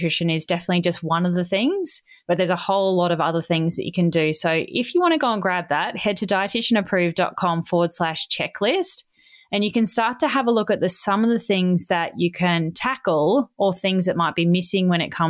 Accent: Australia; It's got two T's in it because I'm Australian.

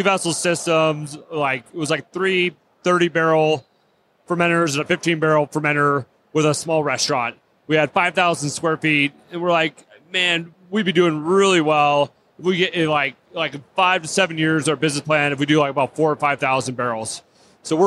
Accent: Seattle, Washington, United States; now in Hood River, United States; I grew up in Seattle, so I'm Pacific Northwest born and raised

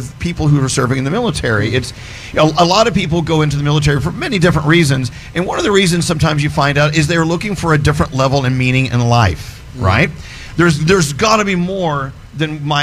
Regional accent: the South, United States; I'm from the South

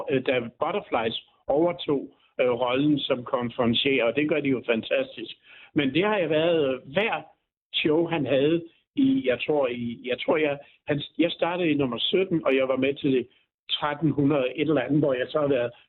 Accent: Byllerup Bag, Southern Denmark, Denmark; Som jeg siger, jeg kommer jo ned fra Byllerup Bag, som ligger tæt på den dansk-tyske grænse

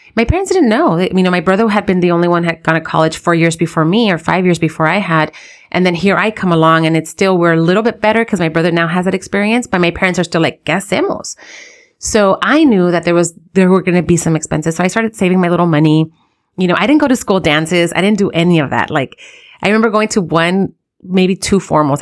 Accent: United States; we live in the U S, we're American in a sense, right? We're, we're born here

